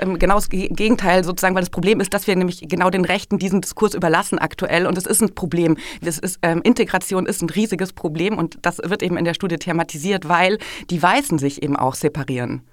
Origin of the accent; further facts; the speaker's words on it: Germany; bei uns in Deutschland